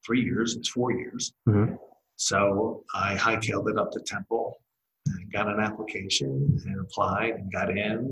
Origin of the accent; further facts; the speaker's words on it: Philadelphia, Pennsylvania, United States; I'm born and raised Philadelphian. You can probably tell that by my accent.